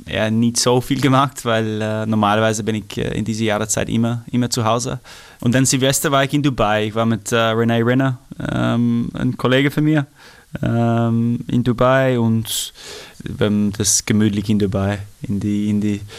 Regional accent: Australia; German is a second language; moved away; ich bin ja ein Australier, das, das bleibt eh immer so, aber ich muss sagen, ich habe richtig meine, meine Zeit genossen in Europa.

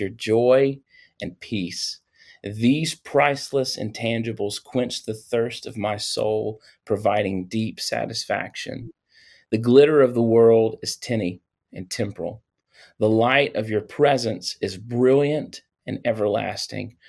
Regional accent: Louisiana, United States; I am from Louisiana.

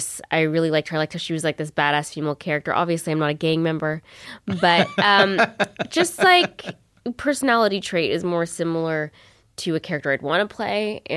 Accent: Ottawa, Ontario, Canada; also born or lived in Palm Springs, United States; I was born in Ottawa, though, and then my mom got a teacher's job, and I went to Palm Springs. And then we came back, I guess, before high school, middle school. Middle school, I came back.

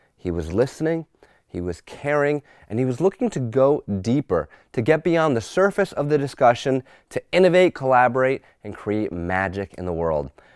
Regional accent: Newtown, Connecticut, United States; my hometown of Newtown, Connecticut

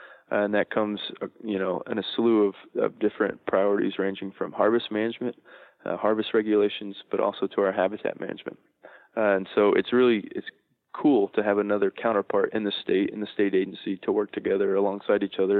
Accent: Texas, United States; moved away as an adult; also born or lived in Louisiana / Missouri; now in Wisconsin, United States; and I grew up in Texas. So for the last 10 years, I've been bouncing further and further north

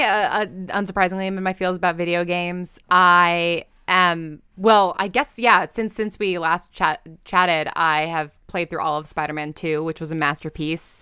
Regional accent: New York, United States; I'm from New York

